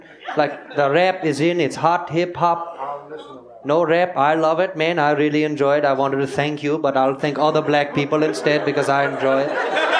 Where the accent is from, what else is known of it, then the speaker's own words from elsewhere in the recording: India; also born or lived in Seattle, United States; Growing up in India, I was adopted. I was actually born in Washington, in Seattle, Washington.